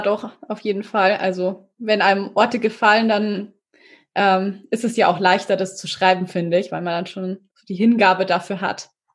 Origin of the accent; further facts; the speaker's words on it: Regensburg, Bavaria, Germany; ich äh, bin ja aus Regensburg